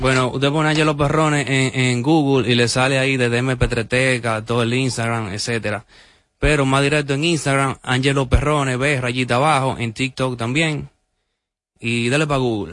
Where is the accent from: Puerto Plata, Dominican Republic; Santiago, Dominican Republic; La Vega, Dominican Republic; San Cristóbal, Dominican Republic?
Santiago, Dominican Republic; Santiago de los Caballeros; now in Santo Domingo, Dominican Republic; yo nací en Santiago, resido en Santo Domingo ahora